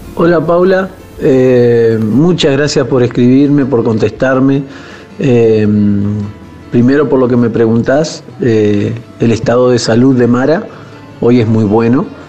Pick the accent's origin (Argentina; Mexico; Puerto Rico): Argentina; Paraná, Entre Ríos; moved away as an adult; now in Buenos Aires, Argentina; Somos de Paraná, de Entre Ríos, nos trasladamos a Buenos Aires